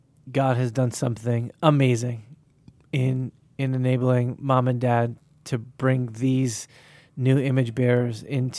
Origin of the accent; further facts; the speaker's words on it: Boston, Massachusetts, United States; And just being Bostonian, part of it is in the summertime, we want to be out.